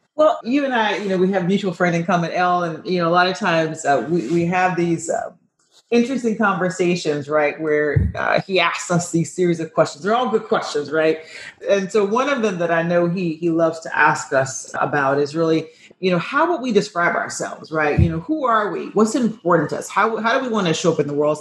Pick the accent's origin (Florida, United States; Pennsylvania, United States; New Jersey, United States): Florida, United States; I'm from Florida